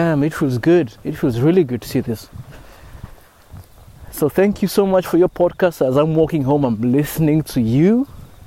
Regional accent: Kenya; moved away as an adult; also born or lived in Osaka, Japan; now in Kyushu, Japan; from Kenya, living in Japan for the past 4 years

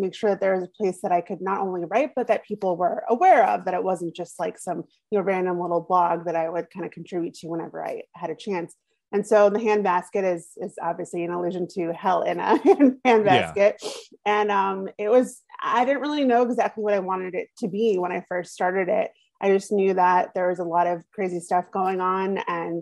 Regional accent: New York's 3rd congressional district, United States; I grew up there. I moved there when I was 2 years old. I was born in New York City, and then we moved out there

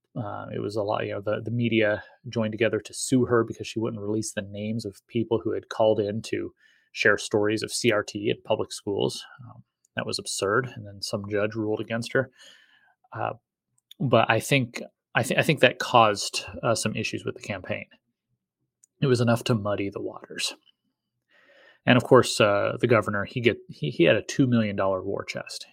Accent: Eagle, Idaho, United States; my hometown of Eagle

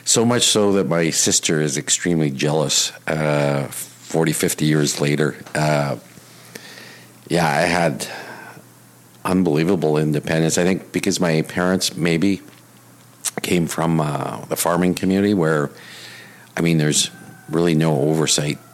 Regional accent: Winnipeg, Manitoba, Canada; moved away as an adult; now in Vancouver, Canada; born and raised. Yeah, and and and still consider myself from Winnipeg. When somebody says, "Where are you from?" I, I rarely say Vancouver. I always say Winnipeg.

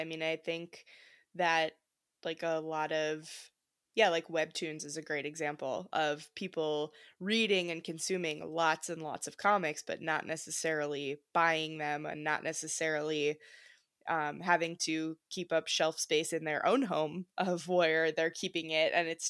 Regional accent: Wisconsin, United States; So I grew up in Wisconsin and my family was really involved in community theater

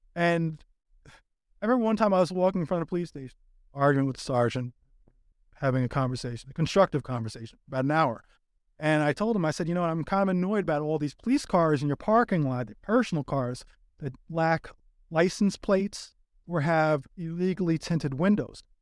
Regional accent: New York, United States; now in Los Angeles, United States; I'm originally from New York

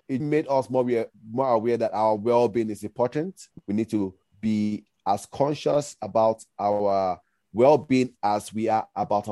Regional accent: Nigeria; moved away; also born or lived in United States; I'm originally Nigerian

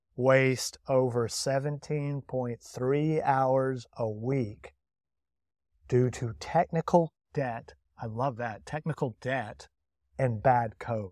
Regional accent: England, United Kingdom; as an English citizen

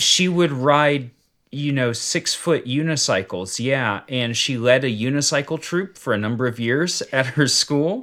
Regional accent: United States; I was born in the United States

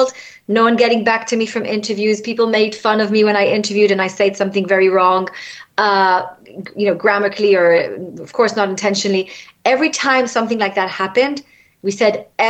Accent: Israel; moved away as an adult; now in London, United Kingdom; when I was raised in Israel, I was raised pretty much with people that have a similar religion

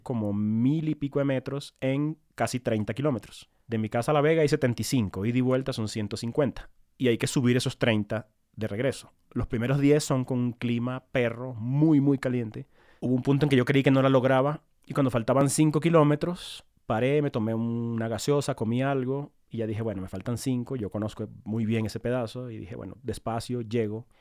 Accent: Maracaibo, Zulia, Venezuela; also born or lived in Caracas, Venezuela; now in Bogotá, Colombia; Yo crecí en Maracaibo, eh, muy mm. cerca del, nivel del mar

